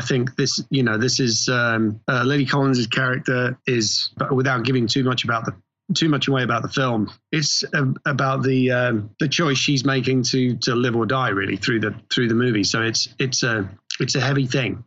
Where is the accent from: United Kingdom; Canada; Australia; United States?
United Kingdom; England; moved away; I grew up in England